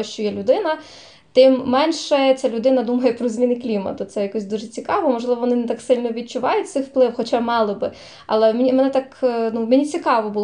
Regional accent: Zakarpattia Oblast, Ukraine; я з Закарпаття

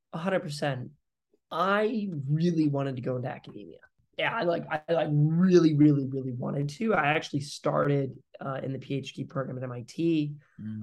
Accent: Springfield, Missouri, United States; moved away; also born or lived in Detroit, Michigan; I grew up actually then in Missouri, so in Springfield

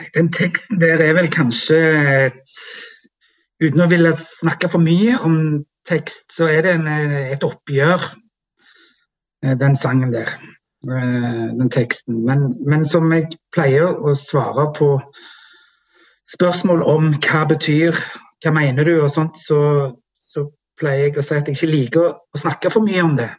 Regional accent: Jæren, Rogaland, Norway; Jæren, som jo er der vi kommer fra og er veldig stolte av.

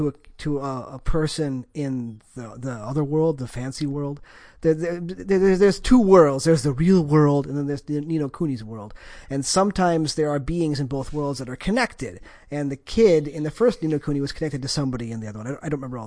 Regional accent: United States; as an American

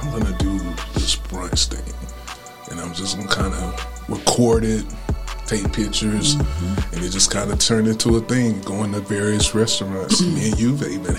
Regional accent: Anderson, South Carolina, United States; I'm from Anderson

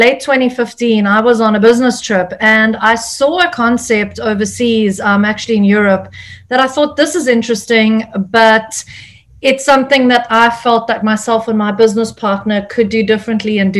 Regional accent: South Africa; moved away as an adult; now in California, United States; South Africa, which is my home country

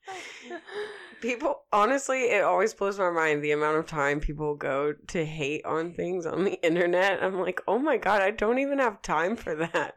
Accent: Oklahoma, United States; moved away; also born or lived in Colorado; I was from Oklahoma

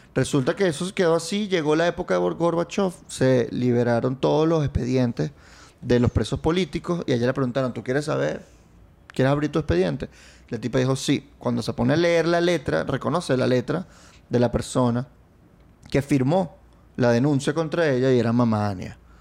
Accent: Venezuela; cuando yo crecí de niño, Chávez llegó cuando yo tenía ocho

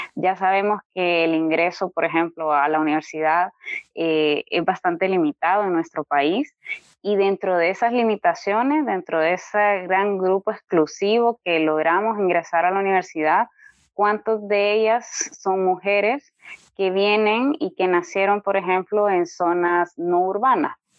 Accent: Honduras

